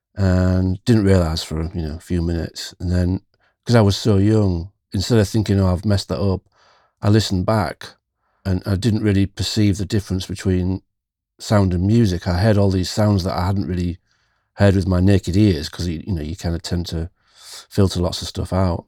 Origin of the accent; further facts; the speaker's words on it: near Hull, Yorkshire and the Humber, United Kingdom; In East Yorkshire, where I still live in the U K.